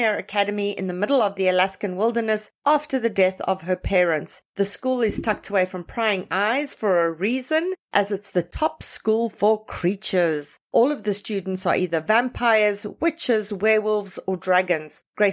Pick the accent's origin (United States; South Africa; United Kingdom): South Africa; as a South African